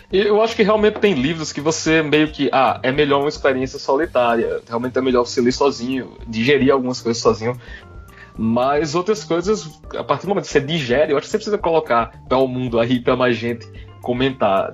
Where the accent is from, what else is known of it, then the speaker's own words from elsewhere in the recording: Paraíba, Brazil; sou paraibano